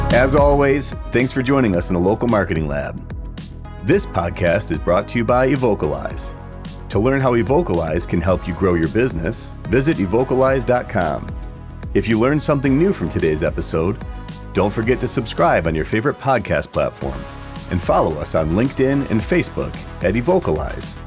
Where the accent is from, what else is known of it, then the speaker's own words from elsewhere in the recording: Buffalo, New York, United States; moved away as an adult; I grew up in Buffalo area, that's where I'm from, and it, you know, first twenty years of my life